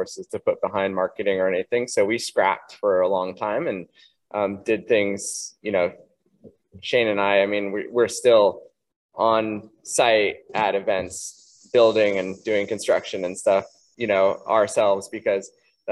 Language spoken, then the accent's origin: English; Santa Cruz, California, United States; we grew up in the Santa Cruz area